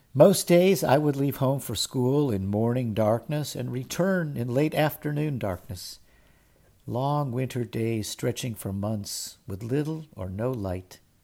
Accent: Cleveland, Ohio, United States; As a kid growing up in Cleveland, Ohio

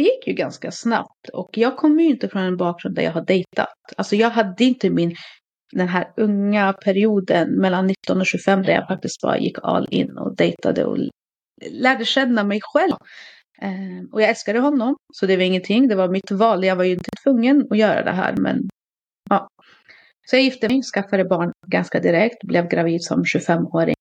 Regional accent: Katrineholm, Södermanland, Sweden; jag är uppvuxen i Katrineholm, en ganska liten stad.

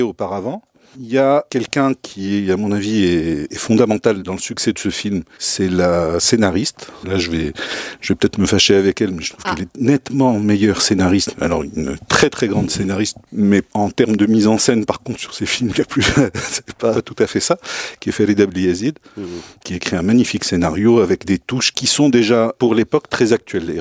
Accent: Souss-Massa, Morocco; Je suis originaire du Sousse

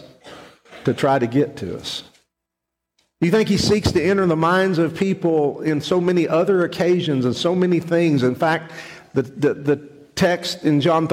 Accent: West Texas, United States; I grew up in West Texas

